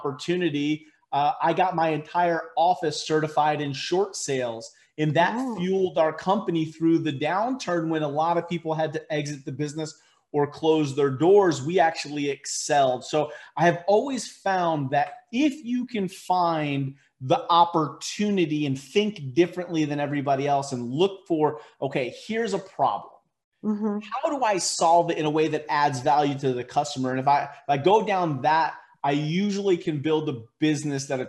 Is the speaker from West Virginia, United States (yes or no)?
no; Connecticut, United States; moved away as an adult; also born or lived in Naugatuck, Connecticut; now in Dallas, United States; growing up in Connecticut